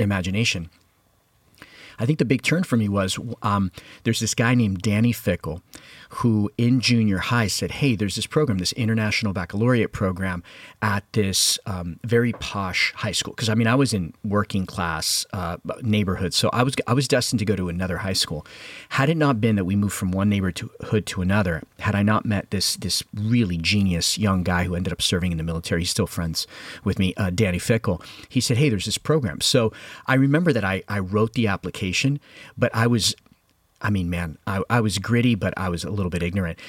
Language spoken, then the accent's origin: English; Hialeah, Florida, United States; I was brought up in Havana, the sequel, which is Hialeah, Florida